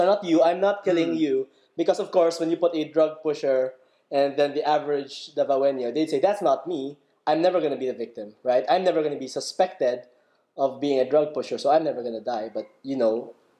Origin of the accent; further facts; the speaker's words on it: Philippines; I am a Filipino